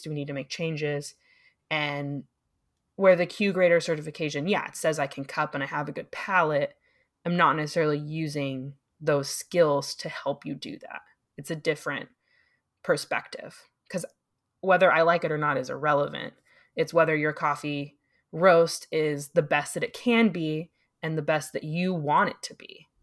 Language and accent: English; San Diego, California, United States; moved away; I'm originally from San Diego.